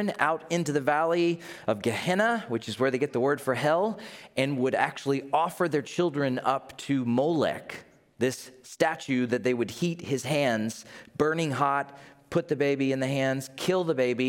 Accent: United States; I'm from America.

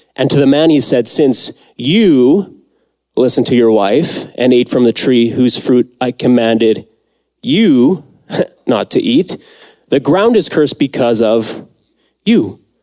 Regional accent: Mexico; moved away; I was born in Mexico

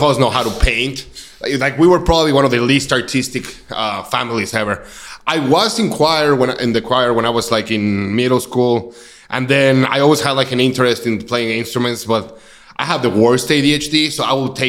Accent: Mexico City, Mexico; moved away as an adult; also born or lived in Rolla, Missouri; now in Kansas City, United States; I'm actually from Mexico City. I was born in Mexico City 31 years ago, almost 32 years ago. Then I moved to Rolla, Missouri to go to college

